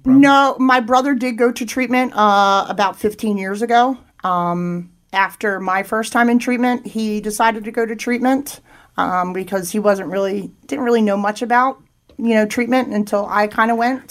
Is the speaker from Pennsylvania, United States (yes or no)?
yes; Thorndale, Pennsylvania, United States; I grew up in Chester County, uh, about 40 minutes from here. Uh, grew up in Thorndale, uh, which is in between Downingtown and Coatesville